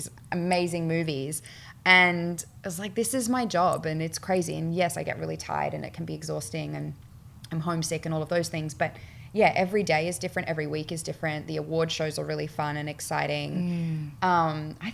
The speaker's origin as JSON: {"language": "English", "country": "Australia", "also_born_or_lived": "Mullumbimby", "moved": "as an adult", "lives_now": "United States", "said": "I'm Australian, my family's on the other side of the world"}